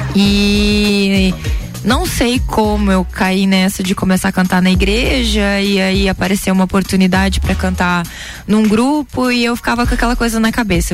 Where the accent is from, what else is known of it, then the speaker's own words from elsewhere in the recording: Lages, Santa Catarina, Brazil; Daqui mesmo, Lagiana. Lagianíssima.